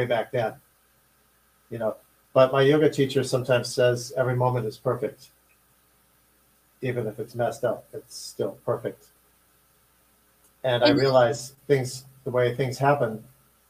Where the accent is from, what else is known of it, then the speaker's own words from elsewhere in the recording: Chicago, Illinois, United States; I was growing up in Chicago during the riots in 1968